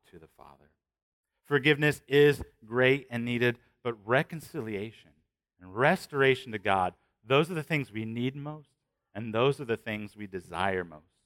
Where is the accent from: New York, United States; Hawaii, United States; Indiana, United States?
Indiana, United States; Shelbyville; I'm from Shelbyville, that's remote